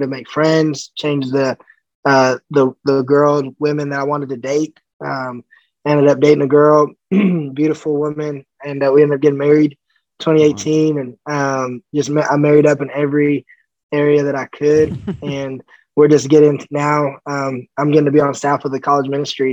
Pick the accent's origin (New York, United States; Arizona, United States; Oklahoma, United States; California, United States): California, United States; also born or lived in Colorado Springs, Colorado; I was born in Colorado, and we ended up moving out to California when I was about 4. I grew up there